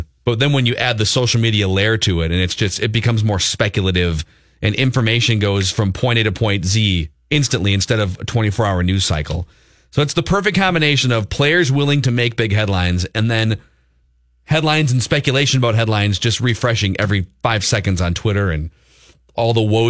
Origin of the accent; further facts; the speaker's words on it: Minnesota, United States; having been for 3+ decades, that I am very Minnesotan in.